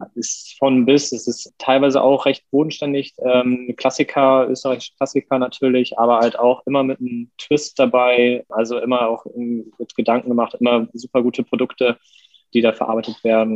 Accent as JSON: {"language": "German", "town": "Westerstede", "region": "Lower Saxony", "country": "Germany", "tie": "born or raised there", "moved": "as an adult", "lives_now": "Hamburg, Germany", "said": "auch aufgewachsen im Norden, bin mit 18 nach meiner Kochausbildung nach Hamburg gezogen, komme ursprünglich aus Niedersachsen, aus einer Kleinstadt namens Westerstede"}